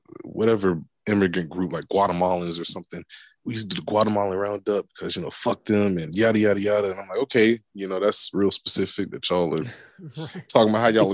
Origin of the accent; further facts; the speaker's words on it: Tampa, Florida, United States; I grew up in Central Florida. I grew up in Tampa.